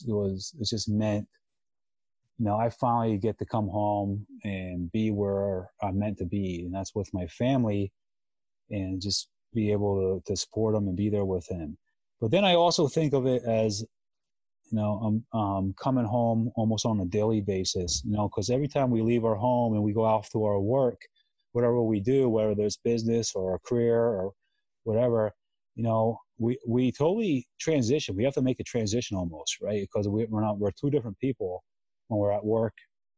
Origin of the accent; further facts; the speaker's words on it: Jim Thorpe, Pennsylvania, United States; now in Massachusetts, United States; I grew up in Pennsylvania and my family's still back there